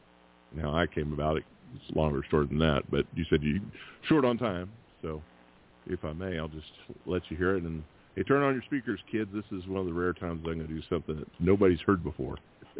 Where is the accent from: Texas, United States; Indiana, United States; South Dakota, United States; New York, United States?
Texas, United States; Houston; my hometown of Houston